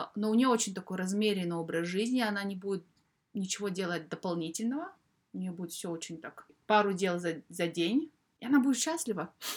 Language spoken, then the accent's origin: Russian; Kazakhstan; moved away as an adult; now in United Kingdom